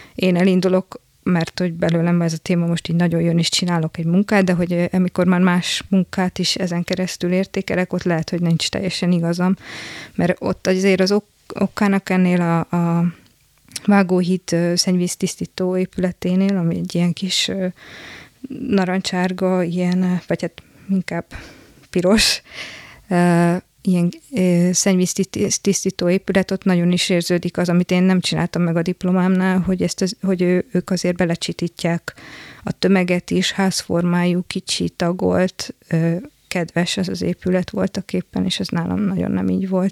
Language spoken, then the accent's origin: Hungarian; Szombathely, Vas, Hungary; otthon szombathely, ugye szombathelyről származom